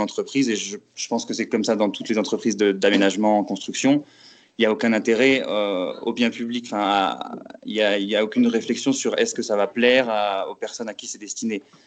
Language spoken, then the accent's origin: French; Metz, Grand Est, France; moved away as an adult; also born or lived in Paris; je suis originaire de Metz en Lorraine, où j'ai fait mes études.